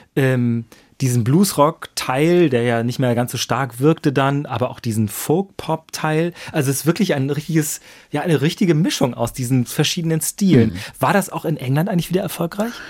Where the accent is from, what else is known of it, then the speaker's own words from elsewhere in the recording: Germany; wir als Deutsche